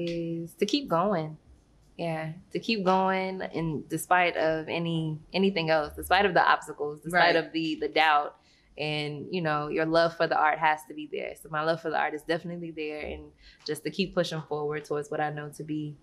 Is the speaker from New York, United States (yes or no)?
no; Arkansas, United States; born there; I haven't been able to exactly settle in one place and say that I'm from there, but I was born in Arkansas.